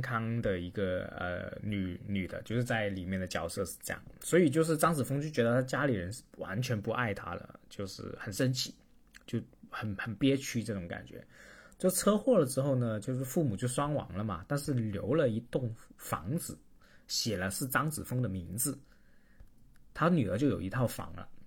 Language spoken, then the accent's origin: Chinese; Chaozhou, Guangdong, China; now in Shenzhen, China; 我是潮州人嘛，我潮州人更加不是了